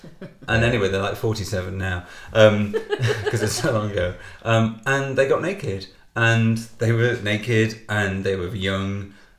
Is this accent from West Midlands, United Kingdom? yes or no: no; Liverpool, North West England, United Kingdom; In Liverpool, my hometown.